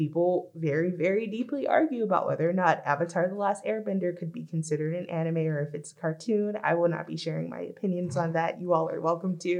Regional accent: Los Angeles, California, United States; growing up in Los Angeles

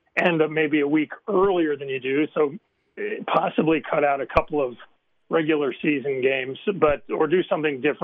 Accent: Michigan, United States; now in Montana, United States; I grew up in Michigan

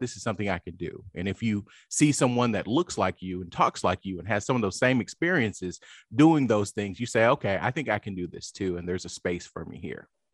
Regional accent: Lawton, Oklahoma, United States; moved away as an adult; also born or lived in Washington, D.C. / London; I grew up in Lawton, Oklahoma, which is a small town

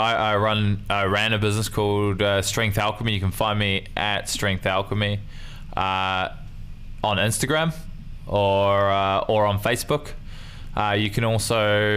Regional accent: Nelson, New Zealand; also born or lived in Motueka; I was training between two clubs in my hometown, which is Nelson and Motueka.

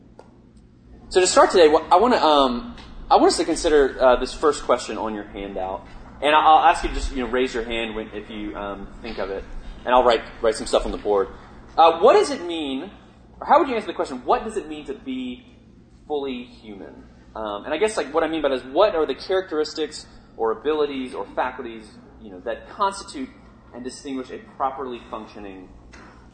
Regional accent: Richmond, Virginia, United States; moved away as an adult; now in New York, United States; I grew up in Virginia. I grew up in Richmond, which is the capital.

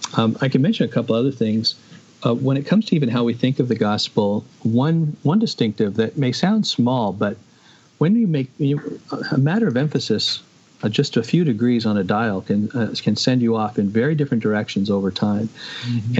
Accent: Canada; I see myself not primarily as a Canadian

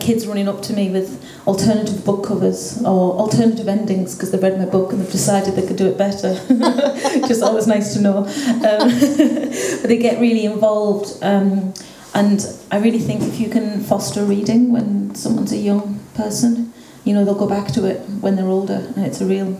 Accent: England, United Kingdom; moved away as an adult; also born or lived in Spain / Dublin, Ireland; now in West Cork, Ireland; where I grew up in the UK

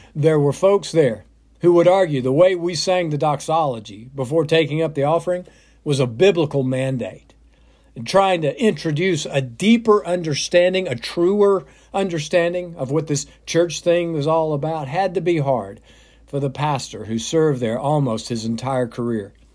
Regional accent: south of Atlanta, Georgia, United States; When I was growing up, my mom took my brothers and sister and me to church. First Baptist in my hometown, south of Atlanta

